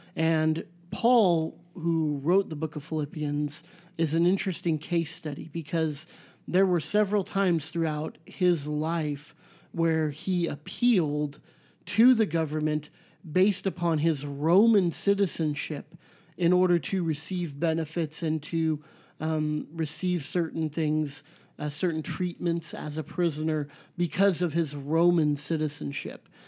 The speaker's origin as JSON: {"language": "English", "country": "United States"}